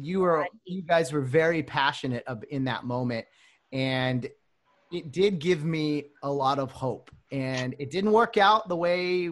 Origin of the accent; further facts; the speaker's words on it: Glendora, California, United States; we didn't grow up too far from each other. I was in Glendora